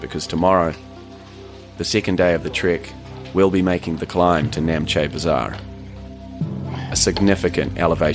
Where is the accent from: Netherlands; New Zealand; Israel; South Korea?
New Zealand; also born or lived in Canada; my home country, New Zealand.